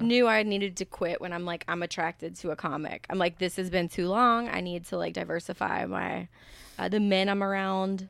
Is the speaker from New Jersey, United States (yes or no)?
no; the South, Texas, United States; moved away as an adult; now in New York, United States; I'm from the South